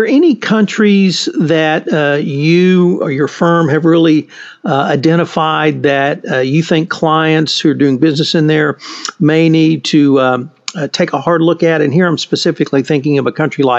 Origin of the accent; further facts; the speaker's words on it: Houston, Texas, United States; I'm from Houston